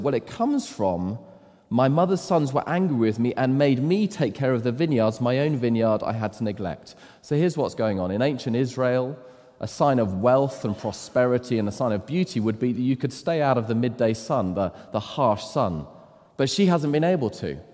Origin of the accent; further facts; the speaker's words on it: United Kingdom; as British men